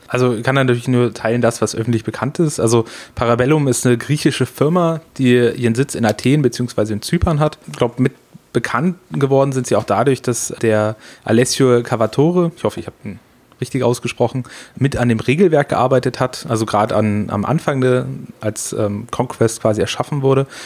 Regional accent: Freiburg im Breisgau, Baden-Württemberg, Germany; also born or lived in Frankfurt; wo ich herkomme, vielleicht auch noch ganz wichtig, unten im schönen Freiburg, äh, in Breisgau, das ist unten im Dreiländereck

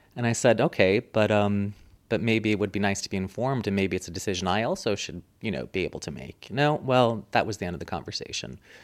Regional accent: Springfield, Virginia, United States; moved away as an adult; also born or lived in Munich, Germany; now in Stockholm, Sweden; I was born in Munich and lived in Munich until I was eight, and then we moved to the States, and I basically grew up to a suburb of Washington, D C, called Springfield.

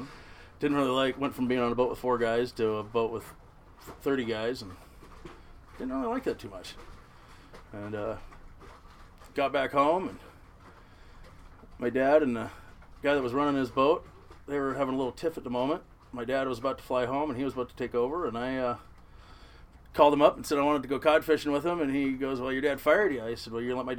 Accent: Seattle, Washington, United States; I was born in Ballard. Fourth-generation crab fisherman

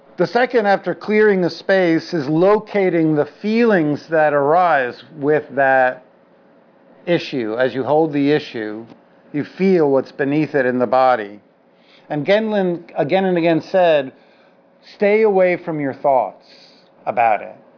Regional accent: New York City, New York, United States; I'm a Jew from the Upper West Side and then from the Lower East Side

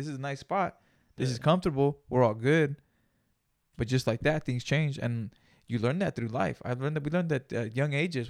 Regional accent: Greenfield, California, United States; We grew up in Greenfield, dude. It's a little farm town too, so.

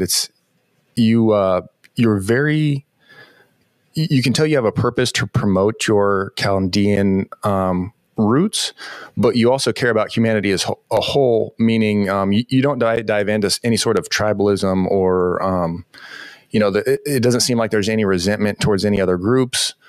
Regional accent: Southern California, United States; now in Des Moines, United States; I grew up in Southern California and I'm, I'm living in Des Moines, Iowa now.

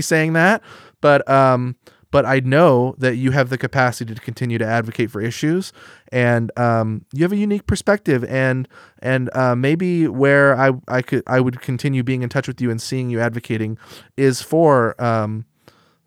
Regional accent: Eugene, Oregon, United States; Growing up in Eugene, Oregon

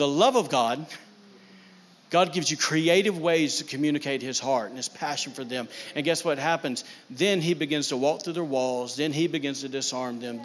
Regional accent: backwoods Alabama, United States; now in Maine, United States; I'm from Backwoods, Alabama

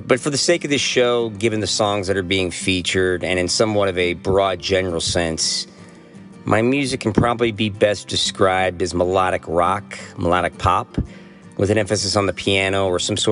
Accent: St. Louis, Missouri, United States; moved away as an adult; now in Los Angeles, United States; I was born and raised in the St. Louis area of Missouri, and I moved to Los Angeles, California in October

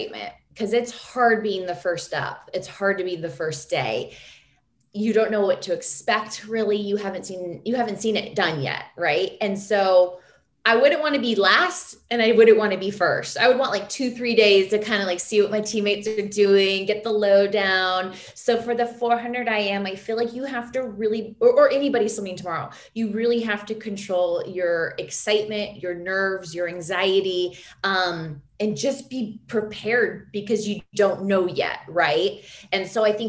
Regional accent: United States; As an American

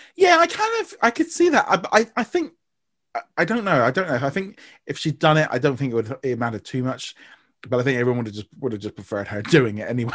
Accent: United Kingdom; as far as being a Brit goes, and as being a Brit

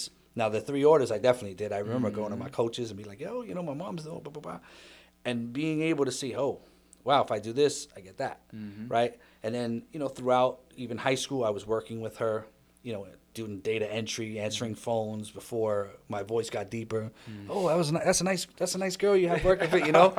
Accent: New York City, New York, United States; it's New York, and I've traveled a little bit. The home, the core was in the Bronx

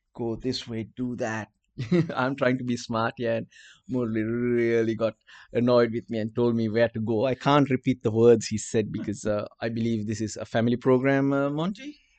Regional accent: Colombo, Western Province, Sri Lanka; accent: Sri Lankan; English is a second language; Yes, I'm Sri Lankan. My accent's different.

